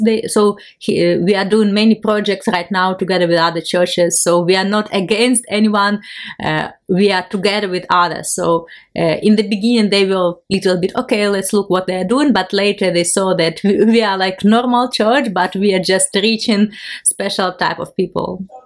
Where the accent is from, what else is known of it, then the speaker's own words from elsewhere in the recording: Ukraine; English is a second language; I'm from Ukraine